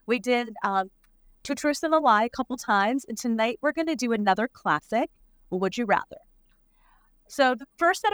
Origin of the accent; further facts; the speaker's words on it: Canada; moved away; I'm Canadian